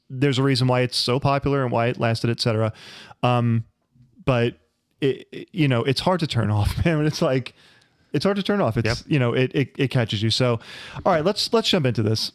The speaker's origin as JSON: {"language": "English", "region": "New York", "country": "United States", "said": "We're from New York"}